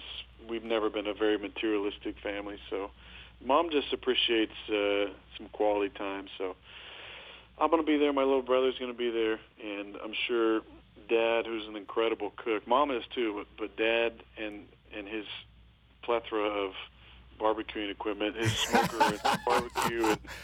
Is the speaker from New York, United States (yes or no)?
no; Northern California, United States; also born or lived in Bay Area; now in Southern California, United States; I grew up in NorCal